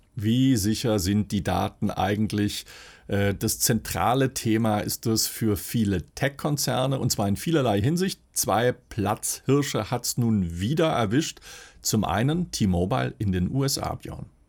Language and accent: German; Swabia, Baden-Württemberg, Germany; Als Schwabe